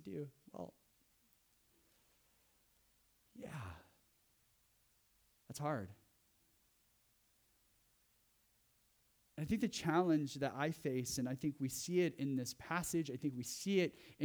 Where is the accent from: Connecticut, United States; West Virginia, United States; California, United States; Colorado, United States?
California, United States; Central; moved away; I grew up in Central California where there was lots of fog